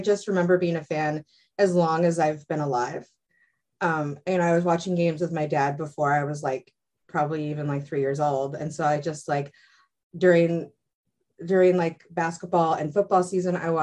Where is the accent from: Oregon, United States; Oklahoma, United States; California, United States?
Oregon, United States; Eugene; I grew up in Eugene.